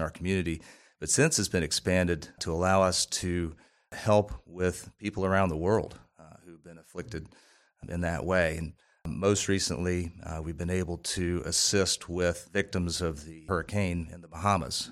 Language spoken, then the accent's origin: English; Columbia, United States; I grew up in Columbia